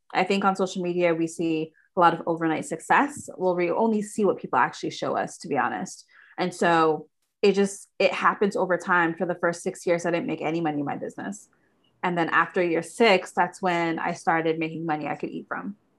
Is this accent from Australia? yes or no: no; Toronto, Ontario, Canada; also born or lived in United States; I'm from Toronto, Canada